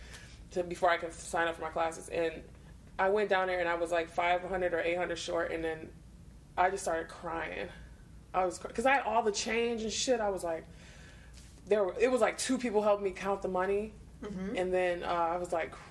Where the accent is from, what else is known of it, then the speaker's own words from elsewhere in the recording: Detroit, Michigan, United States; growing up in Detroit, being all poor